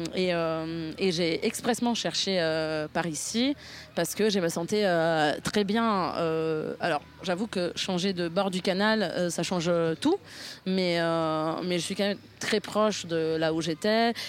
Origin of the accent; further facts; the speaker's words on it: near Milan, Lombardy, Italy; French is a second language; moved away as an adult; now in Paris, France; Je suis née à côté de Milan, dans l'Italie du Nord, d'une famille modeste qui ne parlait pas de langue étrangère